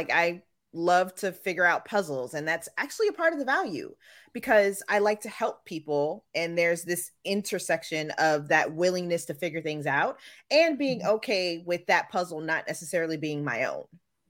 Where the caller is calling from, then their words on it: Chester, Virginia, United States; I am in used to be sunny Chester, Virginia, just south of Richmond.